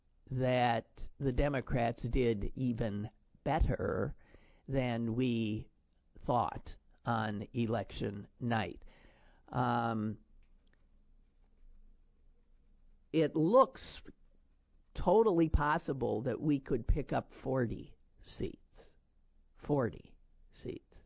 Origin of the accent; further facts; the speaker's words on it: Wisconsin, United States; now in Pennsylvania, United States; my home state of Wisconsin